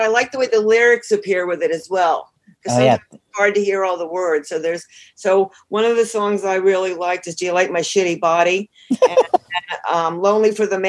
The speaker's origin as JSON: {"language": "English", "region": "New Jersey", "country": "United States", "also_born_or_lived": "Manhattan, New York", "said": "I'm from New Jersey."}